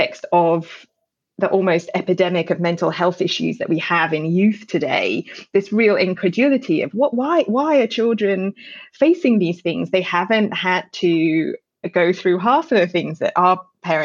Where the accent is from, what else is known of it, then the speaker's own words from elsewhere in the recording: United Kingdom; now in Australia; as a Brit who moved, born and raised in the UK